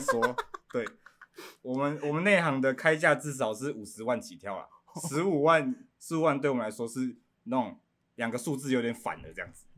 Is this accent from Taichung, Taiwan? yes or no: no; Pingtung County, Taiwan; 我来自屏东